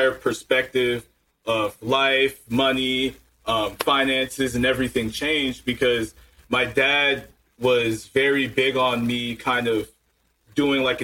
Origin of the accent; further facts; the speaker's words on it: Maryland, United States; middle class, grew up in Maryland, lived there for about 15 years.